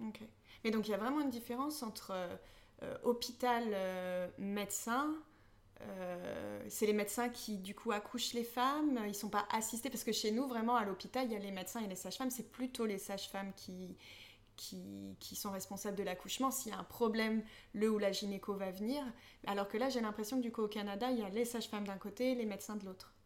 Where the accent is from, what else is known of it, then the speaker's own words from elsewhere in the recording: France; en tant que Français